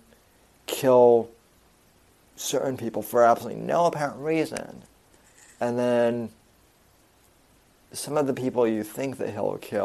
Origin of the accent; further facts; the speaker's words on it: Colorado, United States; the Aurora movie theater shooting, which happened in my home state